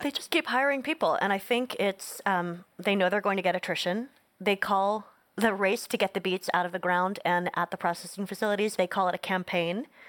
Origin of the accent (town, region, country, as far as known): Northeast, United States; born or raised there